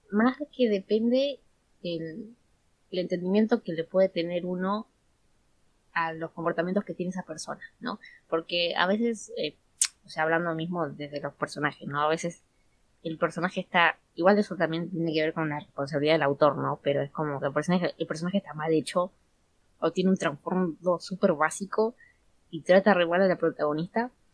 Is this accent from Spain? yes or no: no; Buenos Aires, Argentina; somos todas de Argentina, de veras a ti, de Buenos Aires